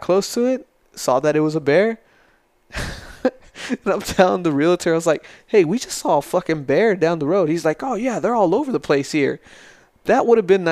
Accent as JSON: {"language": "English", "town": "El Paso", "region": "Texas", "country": "United States", "tie": "born or raised there", "also_born_or_lived": "Florida", "moved": "as an adult", "lives_now": "San Angelo, United States", "said": "I grew up in El Paso"}